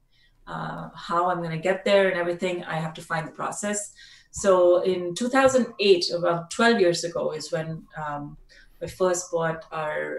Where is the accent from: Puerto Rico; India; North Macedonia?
India; Delhi; moved away as an adult; also born or lived in Australia; I'm from India originally, mm-hmm. from Delhi. I'm a Delhi girl